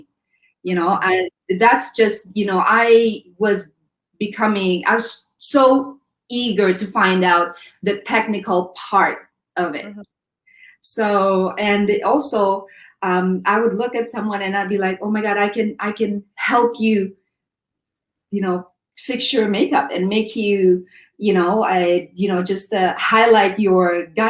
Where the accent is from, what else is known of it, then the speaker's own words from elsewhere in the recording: Philippines; growing up in the Philippines